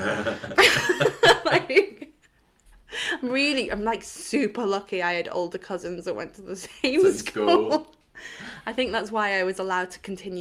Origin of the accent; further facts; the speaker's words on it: Llangollen, Wales, United Kingdom; I'm from a really, really small town in North Wales where you wouldn't expect there to be anything